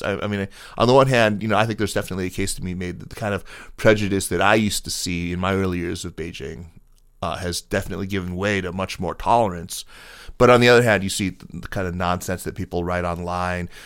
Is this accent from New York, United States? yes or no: yes; upstate New York, United States; I'm from New York. I'm from upstate, though